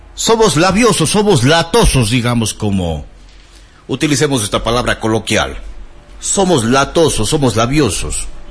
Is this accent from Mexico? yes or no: no; Ecuador; Las fuentes necesarias no las tenemos los ecuatorianos.